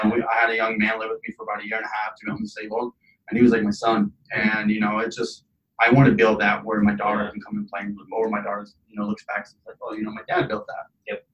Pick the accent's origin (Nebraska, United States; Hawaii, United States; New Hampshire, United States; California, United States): Nebraska, United States; Lincoln; also born or lived in Iraq; I'm originally from Iraq. Came to Lincoln, Nebraska when I was seven. Raised here.